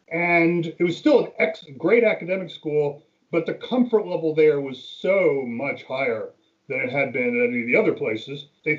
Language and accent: English; Carmel, New York, United States; moved away as an adult; also born or lived in Pennsylvania / Virginia; now in Burke, United States; I live in Burke, Virginia. Grew up in upstate New York, headed south for college to Pennsylvania, headed further south for law school to Virginia, came back north to the greater Washington, D.C. area